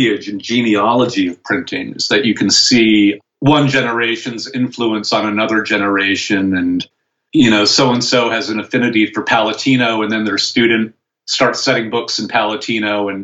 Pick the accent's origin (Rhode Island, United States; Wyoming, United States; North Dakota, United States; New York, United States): Rhode Island, United States; Providence; also born or lived in Vermont; I grew up in Providence, or just outside of Providence